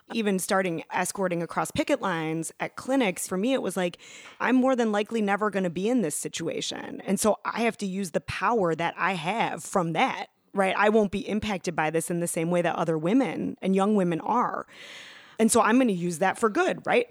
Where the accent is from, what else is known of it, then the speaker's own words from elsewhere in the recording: Chicago, Illinois, United States; I was raised in the Chicago public schools